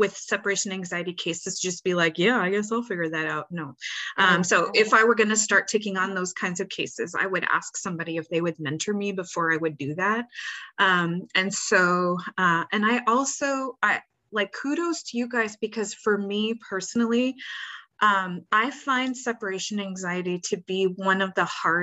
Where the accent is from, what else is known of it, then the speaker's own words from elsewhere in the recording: Canada; also born or lived in Seattle, United States; now in Carolina, United States; I'm Canadian